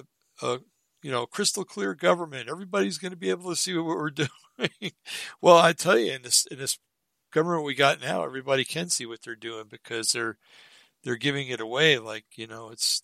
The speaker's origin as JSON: {"language": "English", "area": "Bergen County", "region": "New Jersey", "country": "United States", "tie": "born or raised there", "said": "I grew up in Bergen County, New Jersey, where you always had to watch your back"}